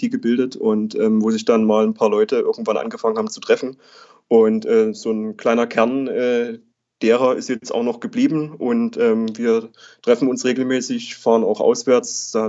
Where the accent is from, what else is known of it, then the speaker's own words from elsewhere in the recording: Saxony, Germany; ähm, bin 28 Jahre inzwischen. Ähm, zu Dynamo äh, bin ich gekommen. Ich komme äh, aus der Region, wohne auch aktuell jetzt wieder in Dresden ähm, und ähm, bin auch in der Region aufgewachsen.